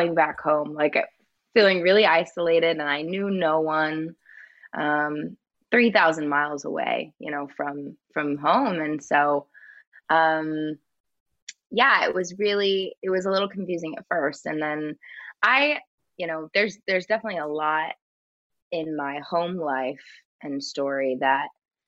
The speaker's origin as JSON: {"language": "English", "town": "San Jose", "region": "California", "country": "United States", "tie": "born or raised there", "said": "Yeah, it's like the Bay Area, California."}